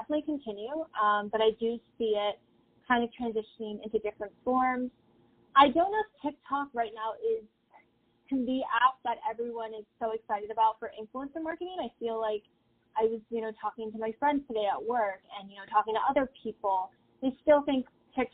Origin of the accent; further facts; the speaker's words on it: Tampa, Florida, United States; I'm originally from the Tampa Bay area